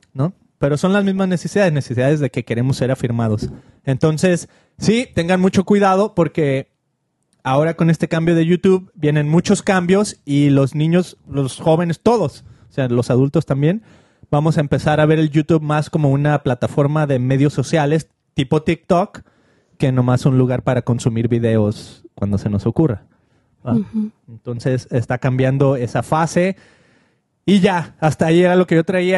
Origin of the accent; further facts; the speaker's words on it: Mexico; como mexicano